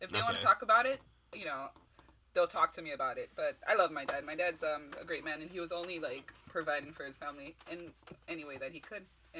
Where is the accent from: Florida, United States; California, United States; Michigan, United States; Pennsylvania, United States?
Florida, United States; Miami; I'm 26 years old. I'm an Aquarius. I'm also a little brown girl. I'm Haitian. Born and raised in Miami.